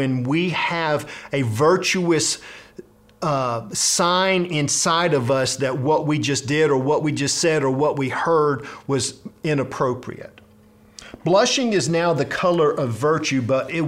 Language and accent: English; South Georgia, United States; I grew up in South Georgia